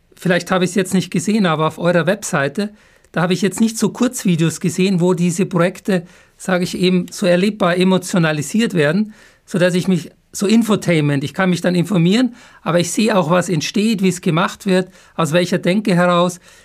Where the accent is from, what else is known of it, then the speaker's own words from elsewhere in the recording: Upper Bavaria, Germany; now in Heidelberg, Germany; dann Grüße in meine Heimat, weil ich bin ja Bayer. Zwar kein Jawohl. Franke, aber Oberbayer.